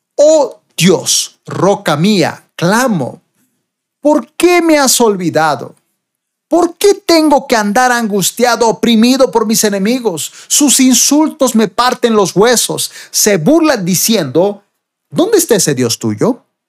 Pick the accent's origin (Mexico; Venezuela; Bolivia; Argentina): Bolivia; acá en mi país, Bolivia